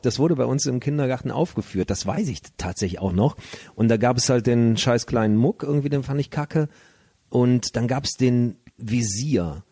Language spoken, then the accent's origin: German; Leverkusen, North Rhine-Westphalia, Germany; now in Cologne, Germany; ich bin ja in der Sportstadt Bayer Leverkusen mhm. aufgewachsen